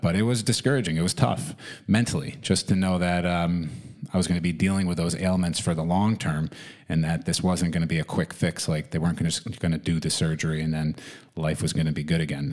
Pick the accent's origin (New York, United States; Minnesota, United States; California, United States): New York, United States; also born or lived in Florida; I began skiing in the winters here in New York